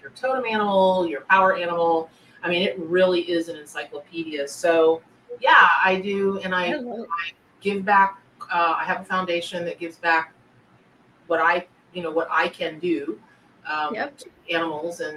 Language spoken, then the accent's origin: English; Florida, United States; I grew up in the South. I grew up around lots of animals of different kind out in the, you know, the wilds of Florida